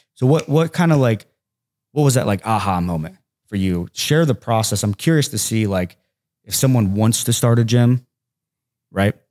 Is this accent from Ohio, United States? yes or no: yes; Hamilton, Ohio, United States; I'm just from Hamilton, Ohio